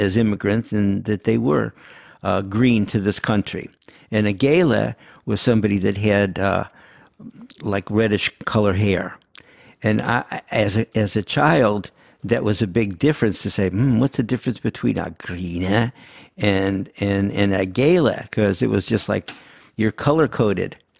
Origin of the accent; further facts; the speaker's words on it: St. Louis, Missouri, United States; first language Yiddish; English is a second language; we were definitely growing up in Saint Louis